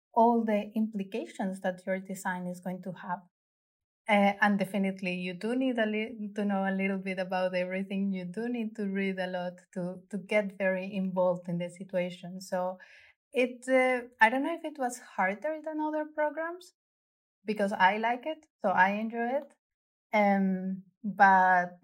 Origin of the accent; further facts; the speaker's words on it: Bogotá, Colombia; English is a second language; moved away as an adult; now in Tønsberg, Norway; I was born in Bogota, Colombia, which is a very big and exciting city